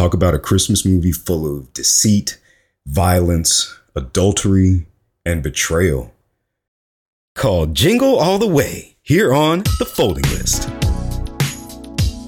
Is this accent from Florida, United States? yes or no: yes; Florida, United States; moved away; I'm from Florida. I understand what's popping down there.